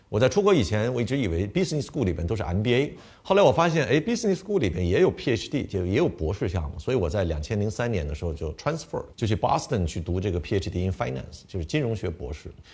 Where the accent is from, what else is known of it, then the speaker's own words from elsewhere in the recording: Beijing, China; moved away as an adult; also born or lived in United States; 我本身在北京出生，北京长大，然后呢，有中国胃，对吧？出去的时候已经二十三岁了